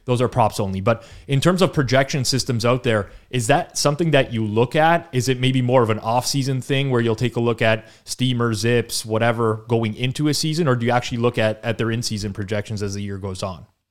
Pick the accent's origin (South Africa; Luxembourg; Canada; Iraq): Canada; growing up in Canada